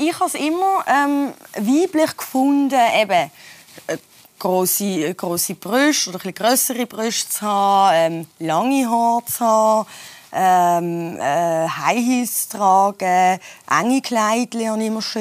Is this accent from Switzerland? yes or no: yes; Switzerland; ich bin ja hier in der Schweiz geboren und aufgewachsen